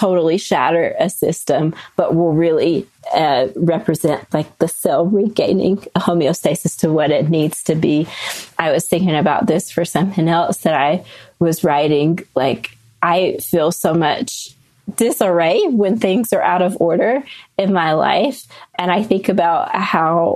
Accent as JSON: {"language": "English", "region": "North Carolina", "country": "United States", "tie": "born or raised there", "moved": "yes", "lives_now": "Salt Lake City, United States", "said": "growing up in North Carolina"}